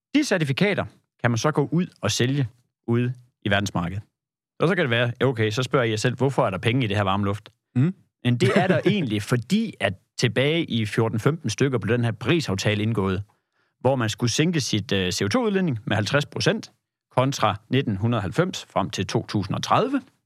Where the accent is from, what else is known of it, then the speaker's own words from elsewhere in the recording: Denmark; also born or lived in Kolding; jeg er fra det jyske